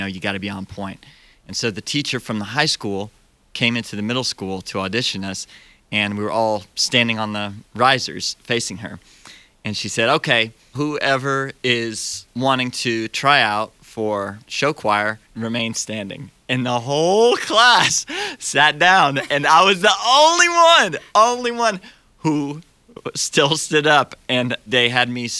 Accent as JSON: {"language": "English", "town": "Pittsburg", "region": "Kansas", "country": "United States", "tie": "born or raised there", "also_born_or_lived": "Ohio", "moved": "as an adult", "lives_now": "Tennessee, United States", "said": "Was born in Ohio, and I grew up in Kansas."}